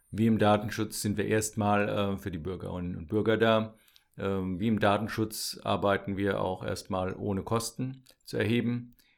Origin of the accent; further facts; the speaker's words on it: Landau, Rhineland-Palatinate, Germany; also born or lived in Mainz / Münster; ich bin äh, ursprünglich Pfälzer, äh, komme also aus der Südpfalz, ähm, bin in Landau zur Schule gegangen